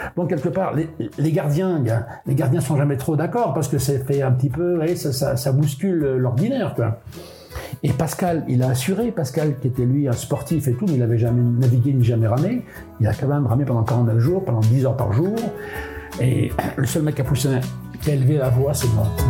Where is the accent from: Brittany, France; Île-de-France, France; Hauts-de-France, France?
Brittany, France; Molène; also born or lived in Brest; je suis pas né à Molène, je suis né à Brest, ma mère est venue accoucher à Brest, mais mes, mes deux parents habitaient Molène